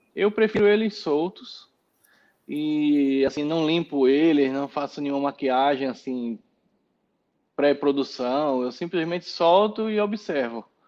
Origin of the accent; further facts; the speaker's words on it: Recife, Pernambuco, Brazil; now in São Paulo, Brazil; Sempre tive cavalo lá em Recife, eu sou pernambucano